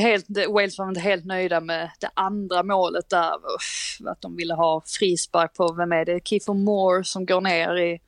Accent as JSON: {"language": "Swedish", "country": "Sweden", "said": "Vi är trots allt svenskar"}